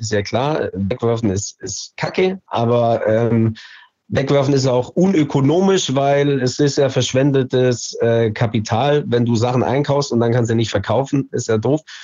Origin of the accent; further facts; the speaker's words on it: Allgäu, Bavaria, Germany; moved away; ich bin gebürtiger Allgäuer.